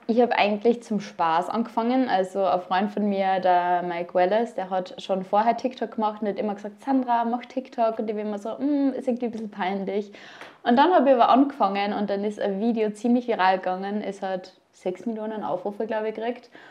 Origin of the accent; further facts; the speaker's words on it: Upper Austria, Austria; now in Vienna, Austria; Ich komme ursprünglich aus Oberösterreich